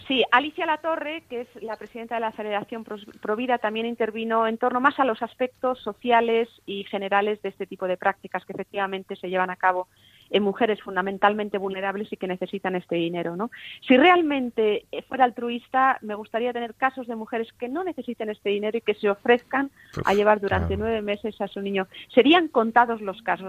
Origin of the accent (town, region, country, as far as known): Spain